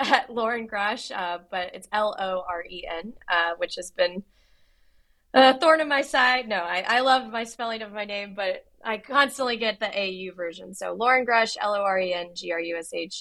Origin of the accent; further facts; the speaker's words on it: Houston, Texas, United States; I grew up in Houston outside NASA's Johnson Space Center